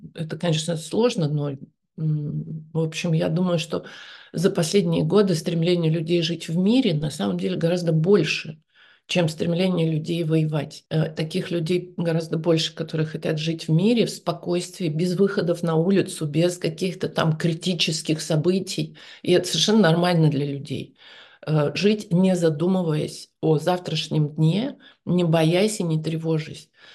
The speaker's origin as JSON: {"language": "Russian", "town": "Novosibirsk", "region": "Novosibirsk Oblast", "country": "Russia", "also_born_or_lived": "Moscow", "moved": "yes", "said": "я же сама из Новосибирска"}